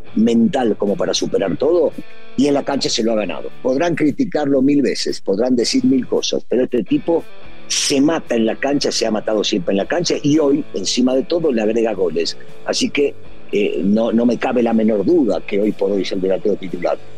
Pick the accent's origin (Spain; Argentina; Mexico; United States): Argentina; los argentinos